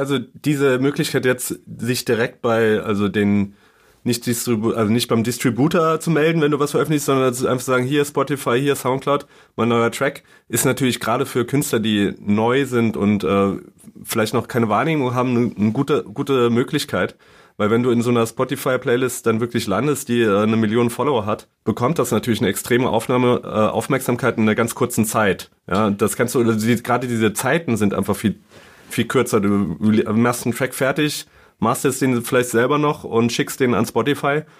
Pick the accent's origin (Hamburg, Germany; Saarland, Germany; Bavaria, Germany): Saarland, Germany; moved away as an adult; now in Berlin, Germany; ich komme aus dem Saarland